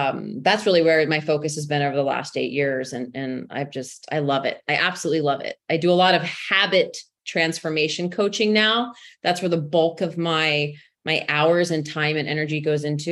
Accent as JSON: {"language": "English", "region": "Texas", "country": "United States", "tie": "born or raised there", "accent": "Texas", "said": "I was born and raised in Texas"}